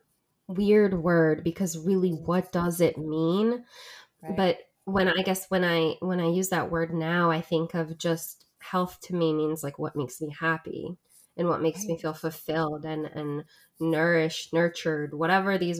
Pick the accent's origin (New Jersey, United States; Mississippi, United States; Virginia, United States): New Jersey, United States; I'm originally from South Jersey